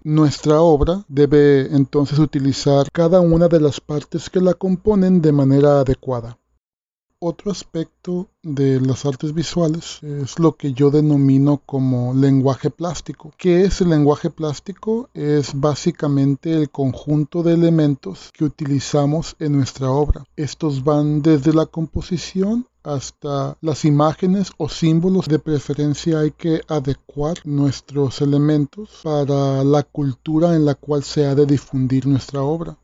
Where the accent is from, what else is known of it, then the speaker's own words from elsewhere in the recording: Sinaloa, Mexico; yo soy artista plástico sinaloense